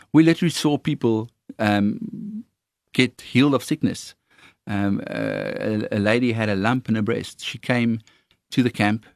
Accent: South Africa; accent: Afrikaans; my Afrikaans accent

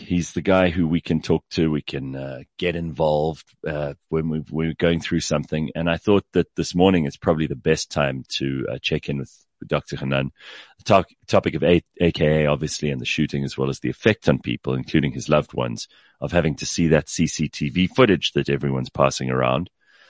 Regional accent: South Africa; This is part of being a South African.

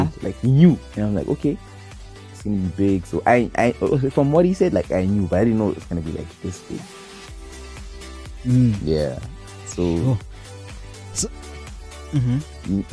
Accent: Zimbabwe; I'm from Zimbabwe

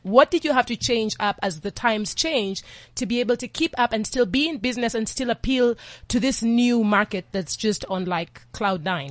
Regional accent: Kenya; I'm Kenyan

